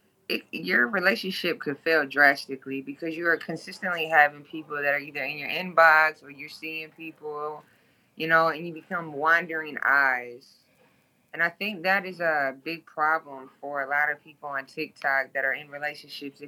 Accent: Toledo, Ohio, United States; moved away as an adult; now in Baton Rouge, United States; I am originally from Toledo, Ohio. I live in Baton Rouge, Louisiana. I've been down south for 13 years now. But I am originally born and raised in the 419 Glass City

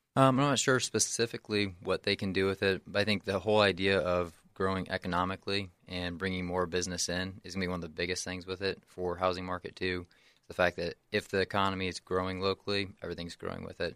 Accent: Henry County, Indiana, United States; also born or lived in near Chicago, Illinois; moved back down to this area when I was about seven years old, and then grown up here in Henry County ever since

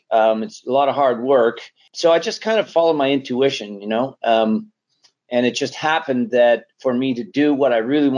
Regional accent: Canada; moved away as an adult; also born or lived in Sunnyvale; Just a kid, growing up in Canada

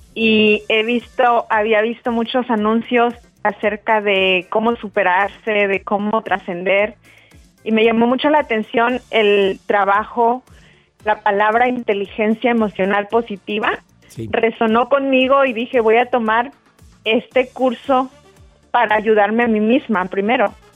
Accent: Mexico; now in North Carolina, United States; Ahorita estoy viviendo en Carolina del Norte, yo soy mexicana

